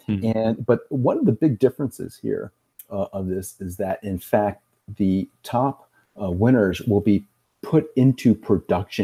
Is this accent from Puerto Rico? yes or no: yes; Puerto Rico; moved away; I grew up in Puerto Rico.